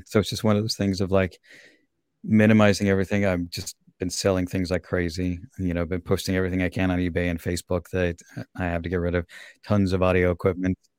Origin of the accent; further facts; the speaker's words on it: Salt Lake City, Utah, United States; also born or lived in Virginia / Minnesota / Austria; now in Portland, United States; I grew up in Salt Lake, which is a very different climate than here